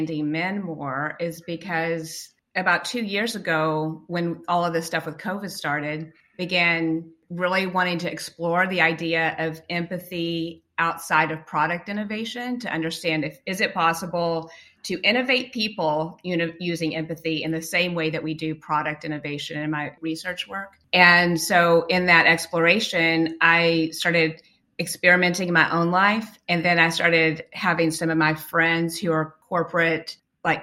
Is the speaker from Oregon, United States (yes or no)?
no; West Texas, United States; I grew up in West Texas where there is no water at all